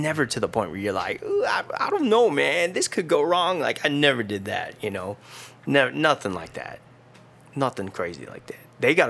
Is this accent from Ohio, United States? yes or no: yes; Dayton, Ohio, United States; Yeah, I grew up in around Dayton, Ohio. Man, it's the hood, I'll tell you.